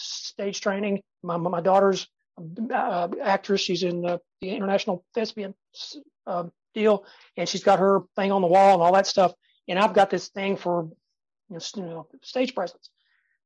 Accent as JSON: {"language": "English", "region": "Tennessee", "country": "United States", "tie": "born or raised there", "said": "I was born in Tennessee and I can sound like"}